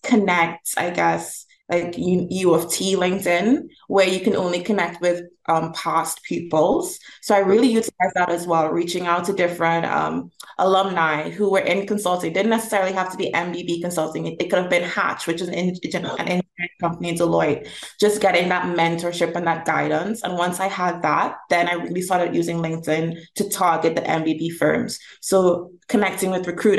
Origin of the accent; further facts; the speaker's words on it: Trinidad & Tobago; now in Toronto, Canada; I'm originally from Trinidad and Tobago, which is in the Caribbean.